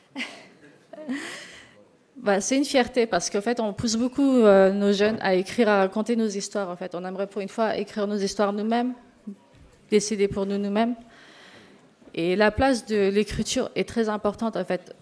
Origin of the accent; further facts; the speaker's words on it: Sarcelles, Île-de-France, France; je viens de Sarcelles.